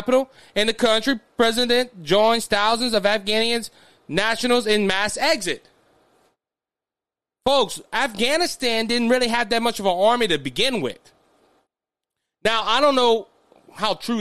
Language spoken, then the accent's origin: English; United States; As an American citizen